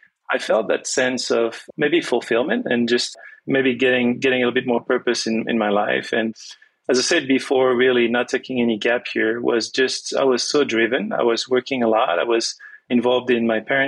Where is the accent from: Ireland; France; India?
France; first language French; English is a second language; also born or lived in Toronto, Canada / Venezuela; growing up speaking only French